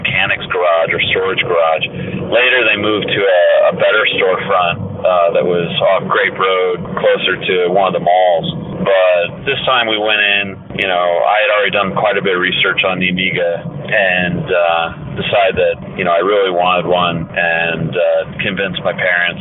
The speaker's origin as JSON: {"language": "English", "town": "Warsaw", "region": "Indiana", "country": "United States", "tie": "born or raised there", "said": "I'm from Warsaw, Indiana, up in the northern part of Indiana. It's a small town. And we would either go to Fort Wayne or to South Bend for shopping"}